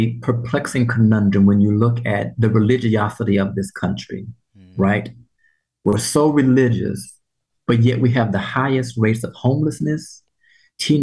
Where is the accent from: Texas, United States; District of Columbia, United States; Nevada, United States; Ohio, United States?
Texas, United States; Texas, particularly my home state